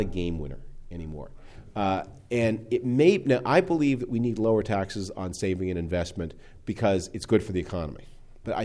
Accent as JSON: {"language": "English", "country": "Canada", "moved": "yes", "lives_now": "United States", "said": "I am originally from Canada"}